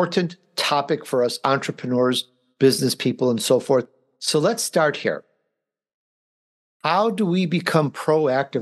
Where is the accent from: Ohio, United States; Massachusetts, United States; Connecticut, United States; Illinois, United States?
Illinois, United States; Chicago; I grew up in Chicago